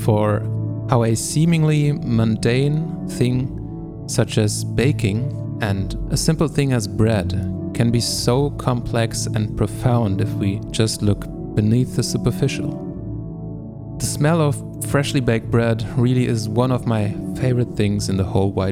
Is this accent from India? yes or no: no; Germany; I am from Germany